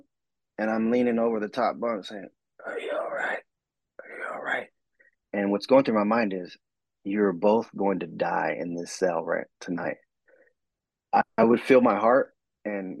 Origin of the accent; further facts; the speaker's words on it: Southern California, United States; I was from Southern California.